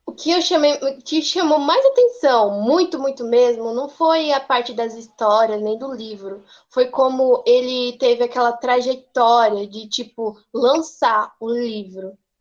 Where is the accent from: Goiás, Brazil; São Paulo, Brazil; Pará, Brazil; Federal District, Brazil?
Goiás, Brazil; Hidrolândia; eu sou de Hidrolândia mesmo